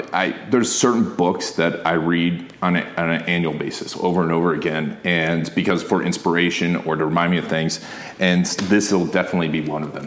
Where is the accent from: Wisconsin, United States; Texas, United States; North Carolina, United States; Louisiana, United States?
Wisconsin, United States; Milwaukee; moved away; I'm from Milwaukee originally